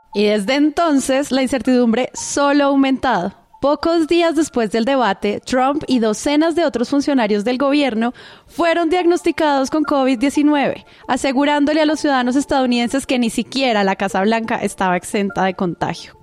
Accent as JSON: {"language": "Spanish", "country": "Colombia", "said": "como colombianos"}